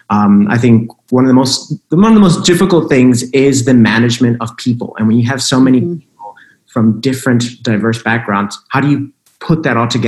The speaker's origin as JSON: {"language": "English", "town": "Chicago", "region": "Illinois", "country": "United States", "tie": "born or raised there", "said": "I, am originally from Chicago, actually born and raised in Chicago, good old Midwestern roots. Um, and I come from a very, very traditional Puerto Rican family."}